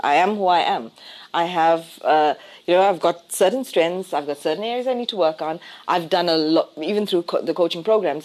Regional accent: South Africa; I define myself as South African

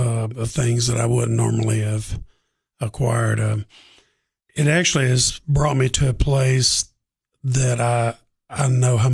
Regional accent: Waverly, Tennessee, United States; now in Crossville, United States; Well, my wife and I both grew up in Waverly.

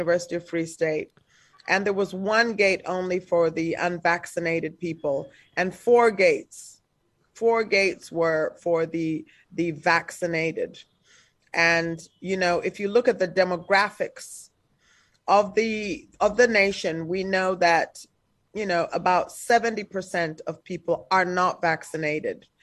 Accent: South Africa; We're from South Africa.

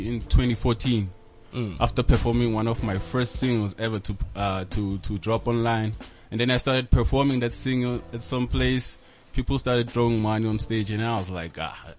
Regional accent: Mpumalanga, South Africa; I'm from Mpumalanga

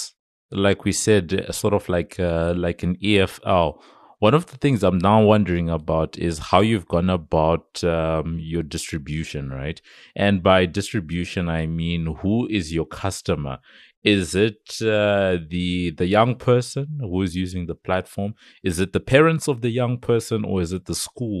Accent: Zimbabwe; When I grew up in Zimbabwe

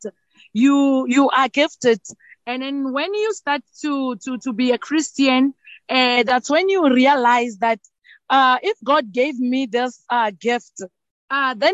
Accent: Tzaneen, Limpopo, South Africa; Lenyenye is a township. It's near another township called Nkwankwa. It's in Tzaneen. So I grew up in that township.

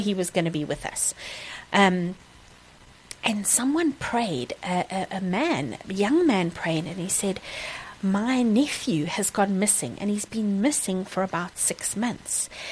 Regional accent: Kimberley, Northern Cape, South Africa; also born or lived in Secunda / Kriel; spent most of my growing up years in Kimberley um, as my home base

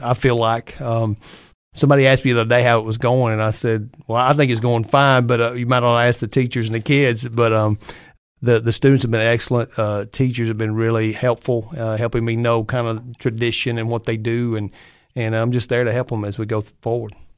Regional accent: Livingston, Tennessee, United States; grew up in Livingston, uh, went to school there

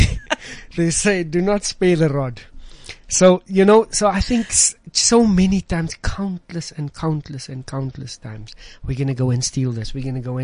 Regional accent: Johannesburg, Gauteng, South Africa; moved away as an adult; I grew up in Westbury

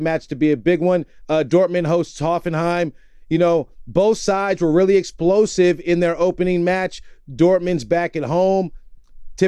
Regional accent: United States; as an American

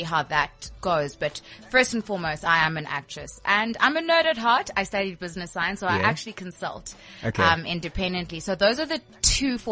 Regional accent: Port Elizabeth, Eastern Cape, South Africa; moved away; I'm born and bred in Port Elizabeth, for goodness sake. I'm coming back to my roots

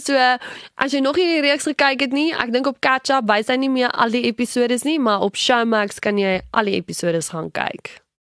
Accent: Pretoria, Gauteng, South Africa; van Pretoria, gebore hierso grootgeword ook in Pretoria.

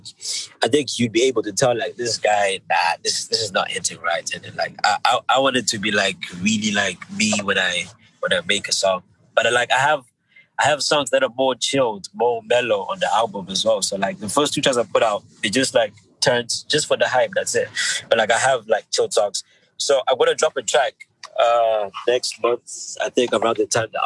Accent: Zimbabwe; now in United Kingdom; I grew up in Zim, I have like, you know, like Zimbabwean experiences

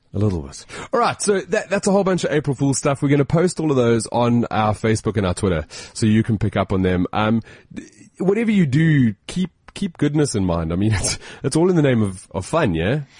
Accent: South Africa; As a South African

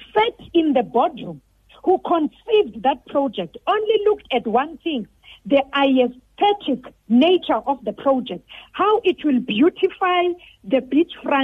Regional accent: Dangan Village, Buffalo City Metro, Eastern Cape, South Africa; I'm from Dangan Village. I live in Dangan Village.

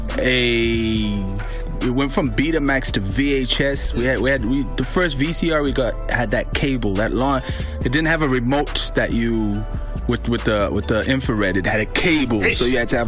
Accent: Harare, Zimbabwe; born in the ghettos of Harare, 1973.

